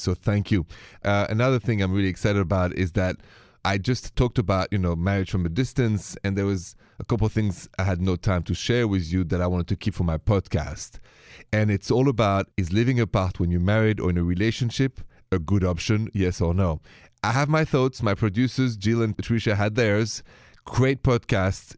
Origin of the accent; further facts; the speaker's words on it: Paris, Île-de-France, France; moved away; I'm from Paris, if you haven't noticed the accent